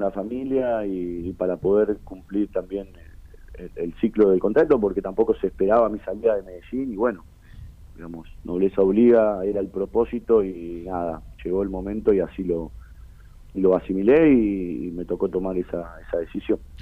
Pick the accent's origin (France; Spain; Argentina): Argentina; Berazategui, Buenos Aires Province; yo soy de Brazate